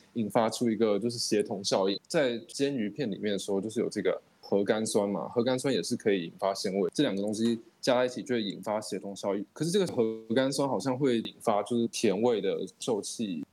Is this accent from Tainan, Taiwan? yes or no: yes; Tainan, Taiwan; 我们台台南人的饮食习惯